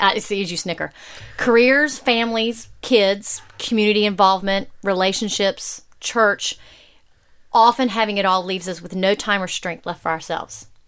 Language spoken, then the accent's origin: English; Alabama, United States; I grew up down here in Alabama